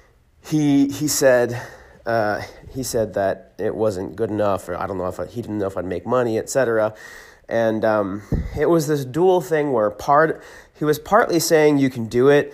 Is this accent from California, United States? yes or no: yes; California, United States; born or raised there; also born or lived in Hershey, Pennsylvania